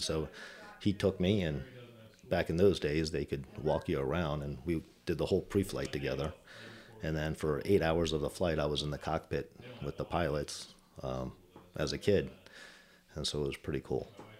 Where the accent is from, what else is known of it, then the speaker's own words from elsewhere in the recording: Baltimore, Maryland, United States; also born or lived in Germany; So I grew up basically in the East Coast area, Baltimore, Maryland area. I was actually born in Germany. My parents immigrated here, and my dad did 26 years active duty Army.